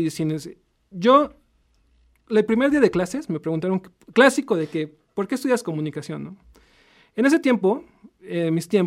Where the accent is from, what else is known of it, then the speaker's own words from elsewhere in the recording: Puebla, Mexico; Soy poblano. Soy poblano de 100% poblano. Soy 100% poblano.